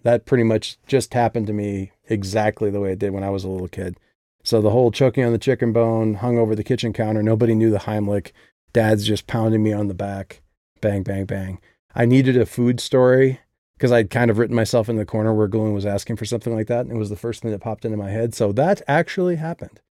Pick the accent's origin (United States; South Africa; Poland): United States; Midwest; I come from the Midwest